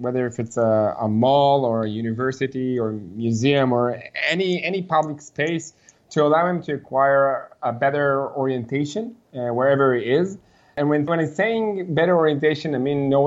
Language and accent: English; Israel; Grown up here in Israel, where I'm currently talking with you.